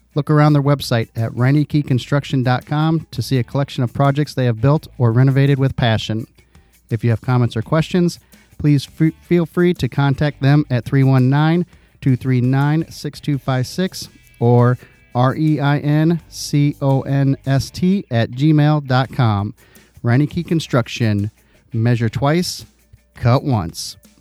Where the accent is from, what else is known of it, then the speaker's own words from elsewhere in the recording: Iowa, United States; I'm from Iowa